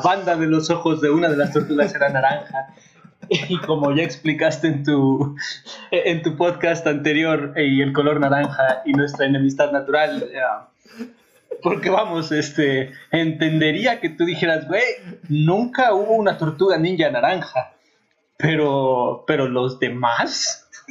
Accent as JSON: {"language": "Spanish", "region": "Puebla", "country": "Mexico", "tie": "born or raised there", "also_born_or_lived": "Mexico City", "moved": "yes", "lives_now": "Querétaro, Mexico", "said": "no nací en Puebla, nací en el DF, pero eh, sí viví muchos años en Puebla"}